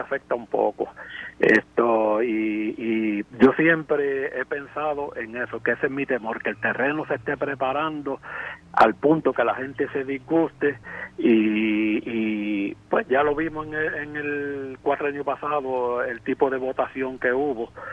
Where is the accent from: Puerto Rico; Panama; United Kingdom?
Puerto Rico